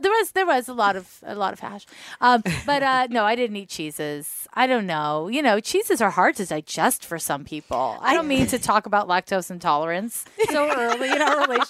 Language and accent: English; Montreal, Quebec, Canada; moved away as an adult; now in San Francisco, United States; I grew up in Montreal